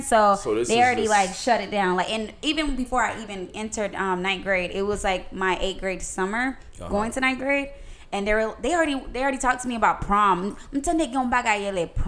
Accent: Lakeland area, Polk County, Florida, United States; we're like Lakeland

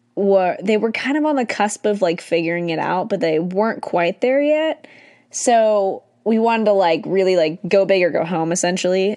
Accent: California, United States; also born or lived in Irvine / San Diego; I was born and raised in California, technically, I was born in Irvine

